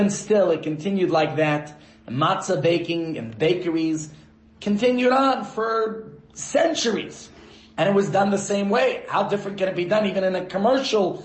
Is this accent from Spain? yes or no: no; New York, United States; as a child growing up in New York